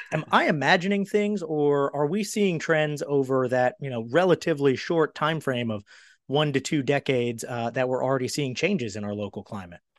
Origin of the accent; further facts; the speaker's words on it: Maryland, United States; now in Charlotte, United States; I'm from Maryland